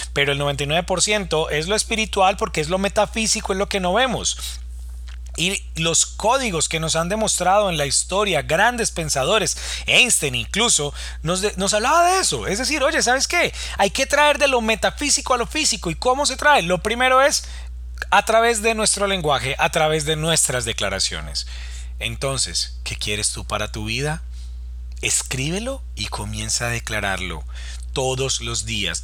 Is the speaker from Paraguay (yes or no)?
no; Colombia; en mi país, en Colombia